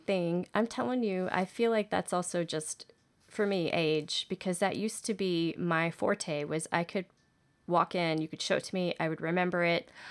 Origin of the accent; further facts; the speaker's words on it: Houston, Texas, United States; I grew up in Houston dancing